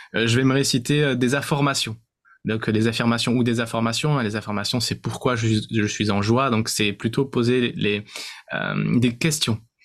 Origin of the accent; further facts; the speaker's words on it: France; on est né en France, euh, On a certainement, euh, beaucoup de, de, de points communs parce qu'on est français